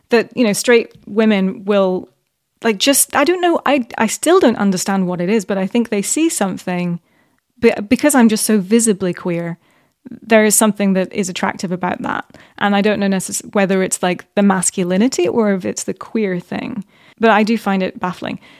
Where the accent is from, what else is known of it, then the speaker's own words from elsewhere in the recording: Middle East, Bahrain; also born or lived in Qatar / United Arab Emirates / Saudi Arabia; So I grew up in the Middle East, actually. Yeah.